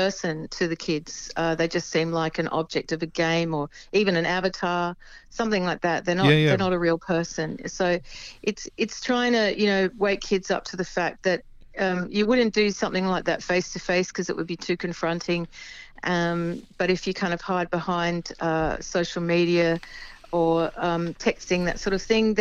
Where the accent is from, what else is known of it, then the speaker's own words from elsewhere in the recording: Adelaide, South Australia, Australia; I come from Adelaide